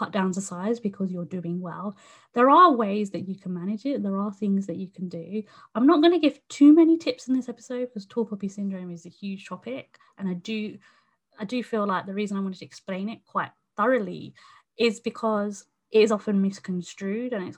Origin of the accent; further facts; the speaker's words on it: United Kingdom; I was born in, you know, the UK